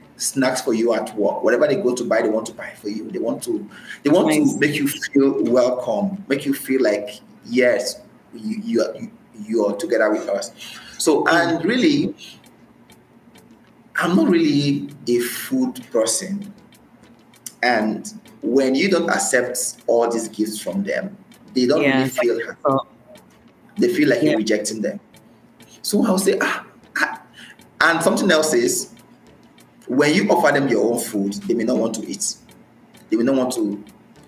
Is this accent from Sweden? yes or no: no; Nigeria; moved away as an adult; now in Saudi Arabia; I am Nigerian